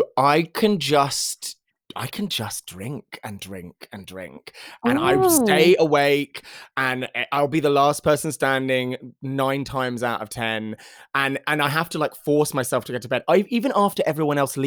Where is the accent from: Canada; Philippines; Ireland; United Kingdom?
United Kingdom; Even though I am a British person and I do use the metric system